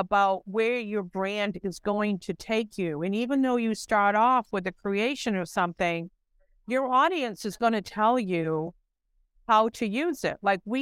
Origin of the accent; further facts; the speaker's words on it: Maine, United States; growing up in Maine